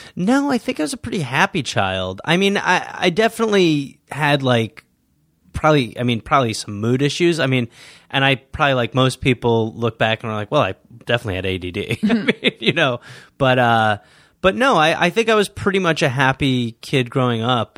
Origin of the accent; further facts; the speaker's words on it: Milwaukee, Wisconsin, United States; moved away; I was born in Milwaukee, Wisconsin, raised by the English people